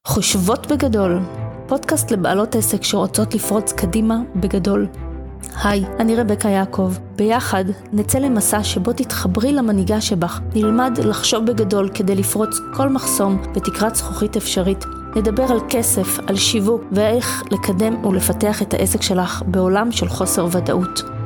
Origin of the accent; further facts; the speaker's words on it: Israel; first language Russian; also born or lived in Soviet Union; עליתי לארץ אה, בגיל חצי שנה עם ההורים שלי מברית המועצות לשעבר, ומן הסתם השפה שדיברו בבית הייתה רוסית